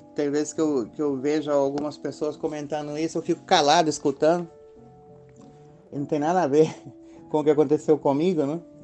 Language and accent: Portuguese; Minas Gerais, Brazil; moved away as an adult; now in Spain; sou natural de Minas Gerais e faz mais de 20 anos moro na Europa